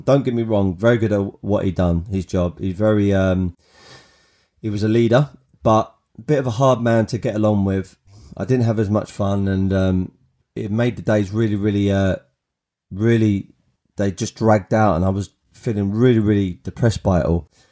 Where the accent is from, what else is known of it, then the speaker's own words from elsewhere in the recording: Kent, South East England, United Kingdom; When I was at school, I went to a school in, uh, in Kent, uh, uh, a school called Langley Park